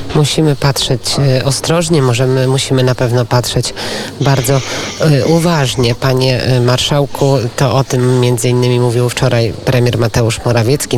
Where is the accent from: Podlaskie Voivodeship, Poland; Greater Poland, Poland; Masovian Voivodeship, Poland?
Podlaskie Voivodeship, Poland; Ja Podlasie znam, bo ja z Podlasia też, e, pochodzę